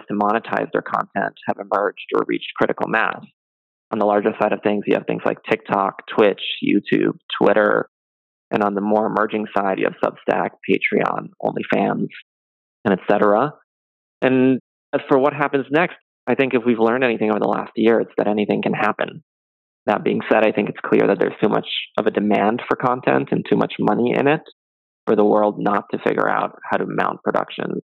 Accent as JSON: {"language": "English", "country": "Canada", "tie": "born or raised there", "moved": "yes", "said": "I grew up in Canada"}